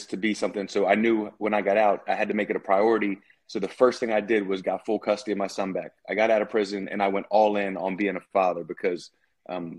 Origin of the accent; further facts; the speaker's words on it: Philadelphia, Pennsylvania, United States; also born or lived in Virginia Beach; I grew up in Philadelphia, so all my friends growing up were mostly black and Puerto Rican friends